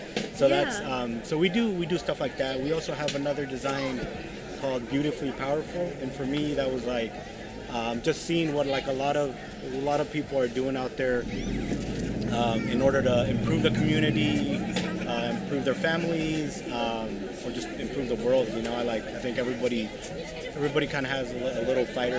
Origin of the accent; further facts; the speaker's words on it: Half Moon Bay, California, United States; also born or lived in Sacramento / Lodi / Chico; now in Fairfield, United States; I grew up in Half Moon Bay and then started this when we were in Sacramento, and then we live in Fairfield now.